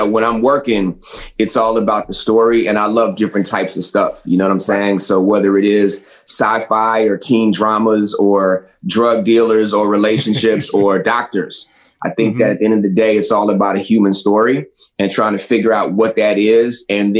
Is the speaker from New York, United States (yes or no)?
no; Philadelphia, Pennsylvania, United States; I grew up in Philadelphia, Philly, PA, and my mom wound up taking a job in Florida.